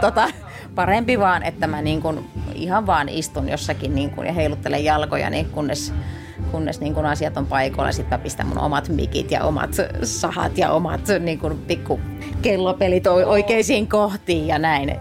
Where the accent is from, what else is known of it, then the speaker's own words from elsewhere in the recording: France; moved away; also born or lived in Finland / California; lapsuuteni viettänyt Ranskassa, että se on yhtä lailla mulle semmoinen, niin kuin, että palaa lapsuuden maisemiin